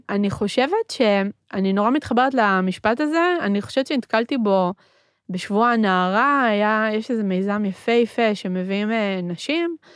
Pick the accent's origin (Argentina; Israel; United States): Argentina; born there; first language Spanish; Hebrew is a second language; זה שאני גדלתי בבית שהוא בתרבות אחרת, אני נולדתי בארגנטינה, דיברנו בבית ספרדית, בבית מתנהגים בצורה מסוימת, בחוץ אה, מתנהגים בצורה אחרת.